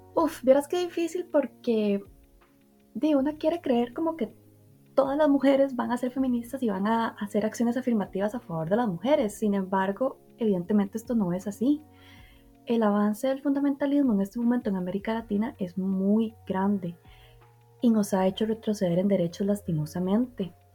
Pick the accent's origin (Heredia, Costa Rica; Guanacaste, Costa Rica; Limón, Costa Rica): Heredia, Costa Rica; yo soy de Heredia de Costa Rica